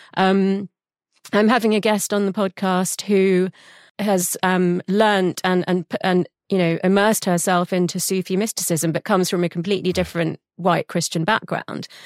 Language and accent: English; London, United Kingdom; I was born in London